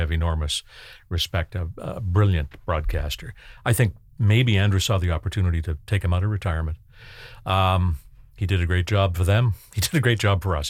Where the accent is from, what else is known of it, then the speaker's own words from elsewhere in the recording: Canada; I grew up in Canada in the nineteen sixties and nineteen seventies